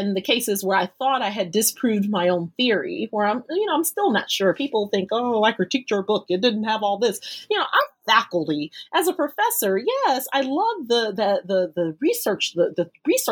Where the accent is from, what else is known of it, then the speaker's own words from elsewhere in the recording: United States; I'm born and raised in the United States